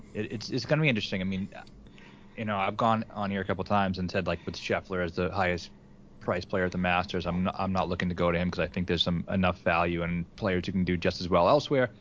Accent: Massachusetts, United States; I'm from Massachusetts

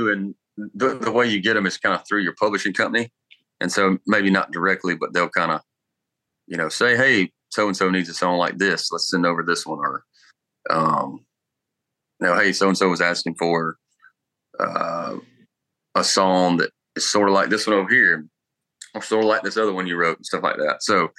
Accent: Harlem, Georgia, United States; Yeah, little one red light town outside of Augusta.

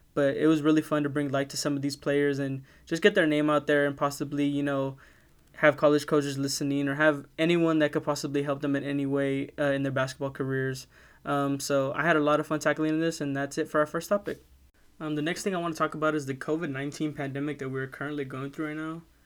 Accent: Kingsville, Texas, United States; I'm from Kingsville, Texas. I've lived here all my life

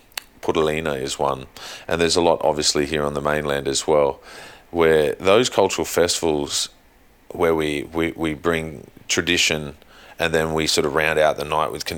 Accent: hometown with Dangar Street, New South Wales, Australia; why is there a main street in my hometown called Dangar Street, named after Henry Dangar

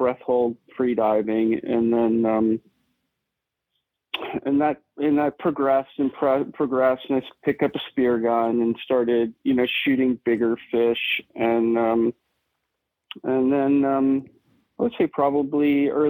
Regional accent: Malibu, California, United States; Growing up in Malibu and Southern California, surfing

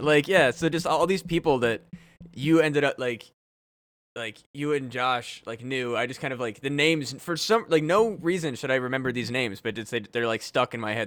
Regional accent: Burlington, Iowa, United States; growing up in Burlington

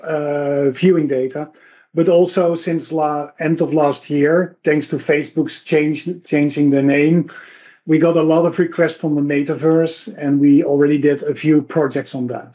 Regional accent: Netherlands; I'm from the Netherlands

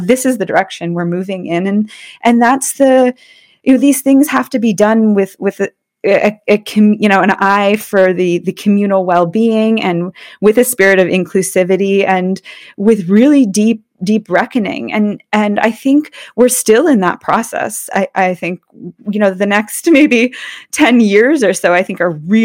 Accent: Allentown, Pennsylvania, United States; moved away; I was born in Allentown, Pennsylvania

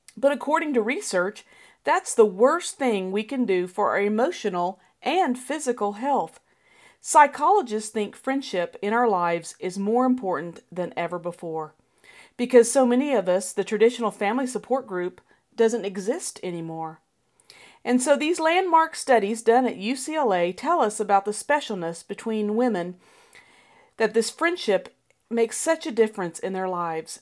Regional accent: Colorado, United States; As a child growing up in Colorado

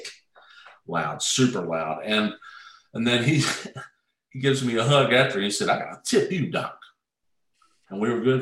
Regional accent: Mount Juliet, Tennessee, United States; I'm from Mount Juliet.

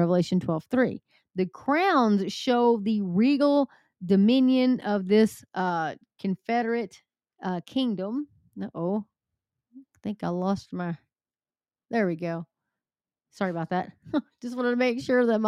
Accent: Texas, United States; I'm from Texas

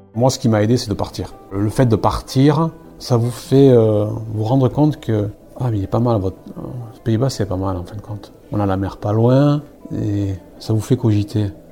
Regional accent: Basque Country, Nouvelle-Aquitaine, France; moved away as an adult; je suis né au Pays Basque, je suis parti des 18 ans

